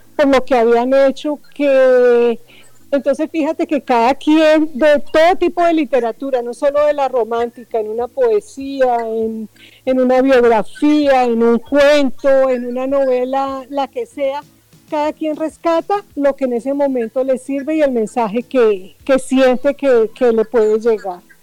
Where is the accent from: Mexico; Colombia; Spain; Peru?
Colombia; Bogotá; moved away as an adult; now in Barranquilla, Colombia; soy de Bogotá, pero vivo acá en la ciudad de Barranquilla hace aproximadamente 30 años